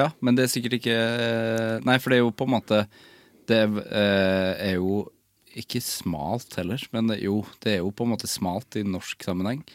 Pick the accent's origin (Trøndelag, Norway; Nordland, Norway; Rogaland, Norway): Trøndelag, Norway; Jeg kommer jo fra Trøndelag òg